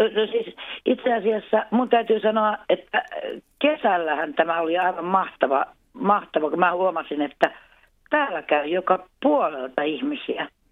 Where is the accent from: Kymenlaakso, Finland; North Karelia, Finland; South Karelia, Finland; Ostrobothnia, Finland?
Ostrobothnia, Finland; Jakobstad; first language Swedish and Finnish; also born or lived in Helsinki; now in Kristinestad, Finland; alun perin olen Pietarsaaresta kotoisin, eli Jeppiksestä.